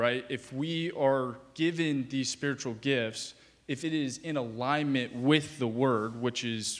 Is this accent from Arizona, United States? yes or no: yes; Arizona, United States; I'm from Arizona.